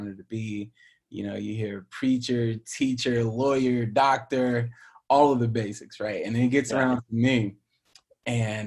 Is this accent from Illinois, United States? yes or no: no; Pinehurst, North Carolina, United States; moved away as an adult; now in Los Angeles, United States; the part of North Carolina I grew up in is like a very touristy golf area